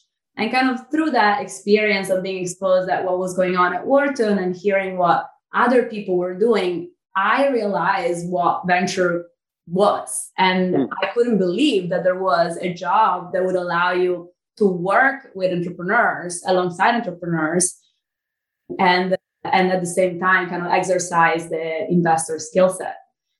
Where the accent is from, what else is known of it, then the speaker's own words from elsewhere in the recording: Milan, Lombardy, Italy; accent: Italian; English is a second language; moved away as an adult; now in United States; I was actually born and raised in Italy.